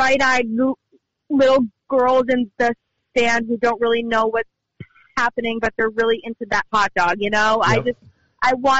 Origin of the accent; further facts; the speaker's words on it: Albany, New York, United States; I grew up in Albany, New York